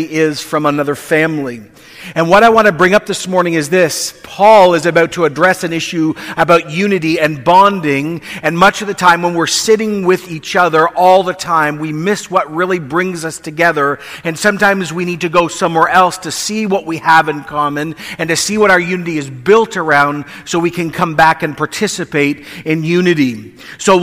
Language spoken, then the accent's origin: English; Canada